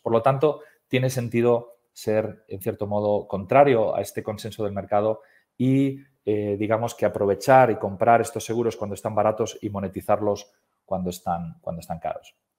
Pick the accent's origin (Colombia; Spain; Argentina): Spain; soy español